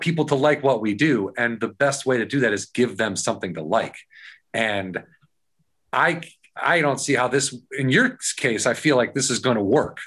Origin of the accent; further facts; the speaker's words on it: Warrenville, Illinois, United States; also born or lived in Ashland, Wisconsin; I'm from a, a, small town called Warrenville, Illinois